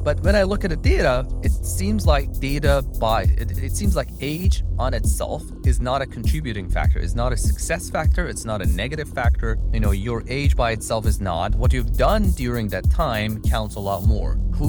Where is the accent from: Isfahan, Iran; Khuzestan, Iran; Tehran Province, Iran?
Tehran Province, Iran; Tehran; So I'm originally from Tehran, Iran.